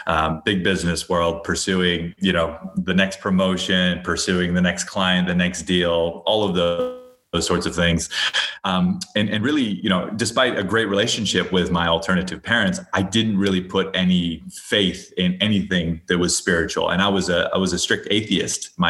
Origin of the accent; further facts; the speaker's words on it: Hawaii, United States; I grew up in Hawaii.